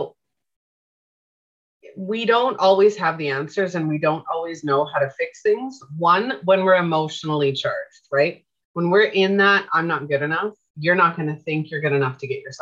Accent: Canada; I'm from Canada. We have different accents

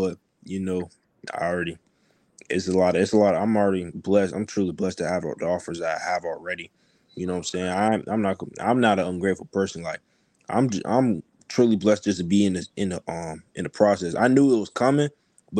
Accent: Riverview, Florida, United States; also born or lived in Tampa, Florida; I was in Tampa for a couple years and then okay. I moved down here to Riverview, and then once I got to high school I went to Sumner

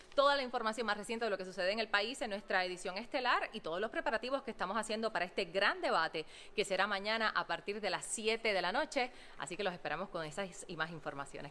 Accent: Utuado, Puerto Rico; soy de Utuado

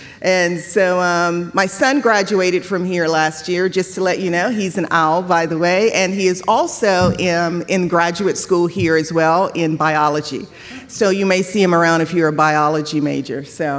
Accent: Louisiana, United States; also born or lived in Florida / Houston, Texas / Tennessee; now in West Haven, United States; I'm a Southern girl, a Southern belle. I am originally from Louisiana by way of, Florida, Houston, Texas, thank you, and Tennessee. So now I'm here, glad to be here. I've been here This will be my fifth year here in the Northeast.

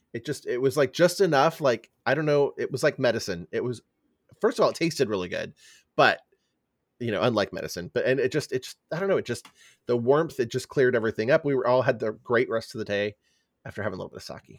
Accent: San Francisco Bay Area, California, United States; as a kid growing up in California, in the San Francisco Bay Area

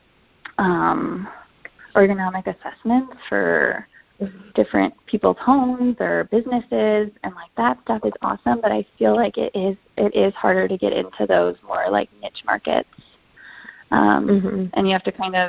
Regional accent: Rockford, Illinois, United States; moved away as an adult; now in Chicago, United States; I spent the first 3 years of my career in my hometown of Rockford

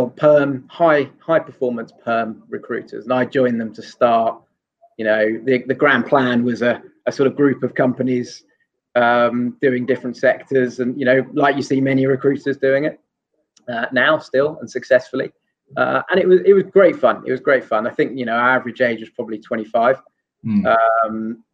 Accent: London, United Kingdom; also born or lived in Asia / South Coast of England; I'm actually from London

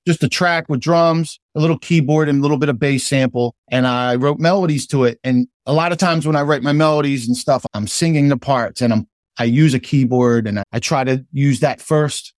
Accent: New Jersey, United States; also born or lived in Philadelphia; I consider myself a South Jerseyan, but I'm also a Philadelphian

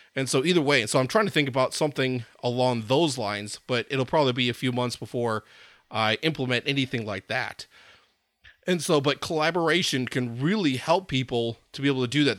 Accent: Madison, Wisconsin, United States; I grew up in Madison, Wisconsin

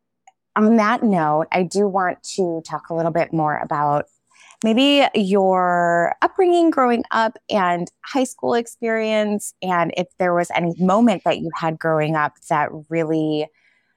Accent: Chicago, Illinois, United States; I was raised outside of Chicago in the Chicago suburbs.

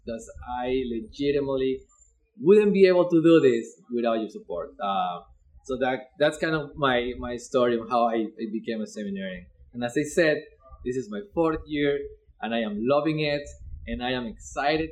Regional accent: Ecuador; English is a second language; now in Eugene, United States; I am originally from Ecuador, but I'm living in Eugene for more than 15 years.

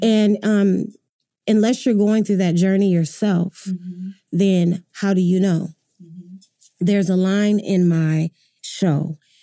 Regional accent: Grand Rapids, Michigan, United States; moved away as an adult; now in Oklahoma City, United States; I'm from Grand Rapids, Michigan, Michigan, originally.

